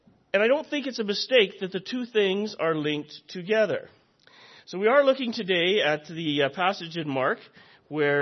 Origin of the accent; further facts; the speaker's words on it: Nanton, Alberta, Canada; I grew up in the Churches of Christ, and specifically grew up in Nanton